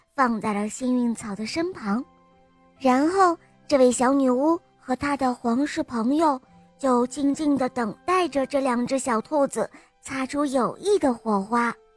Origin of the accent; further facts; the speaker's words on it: Shanghai, China; 我七岁了，我来自上海